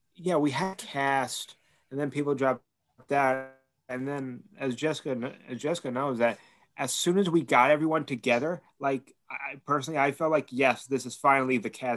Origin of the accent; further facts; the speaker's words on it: New York, United States; So I'm from New York and everyone else is from LA.